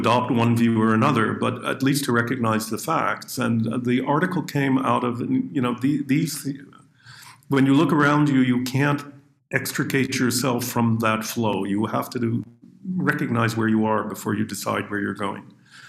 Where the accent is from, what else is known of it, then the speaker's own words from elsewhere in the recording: Canada; but growing up in Canada, as I mentioned to you at the beginning, my grandparents' world was the old world.